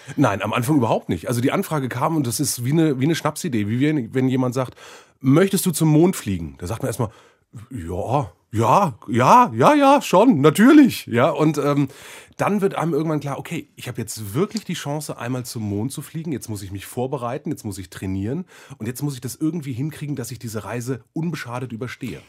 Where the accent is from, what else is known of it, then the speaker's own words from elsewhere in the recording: Germany; als Deutscher